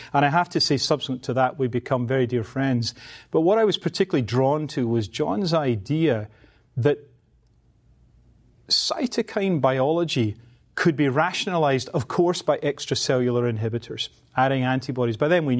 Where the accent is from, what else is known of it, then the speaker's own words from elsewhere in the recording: Glasgow, Scotland, United Kingdom; The reality is I was brought up in the East End of Glasgow